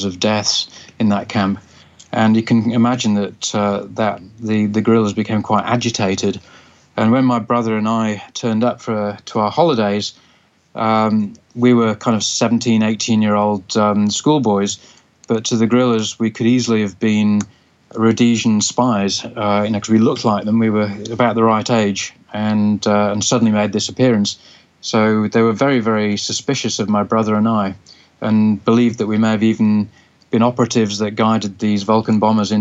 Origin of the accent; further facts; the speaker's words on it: Zambia; now in Sydney, Australia; I spent a lot of my formative years growing up in Zambia and love the country dearly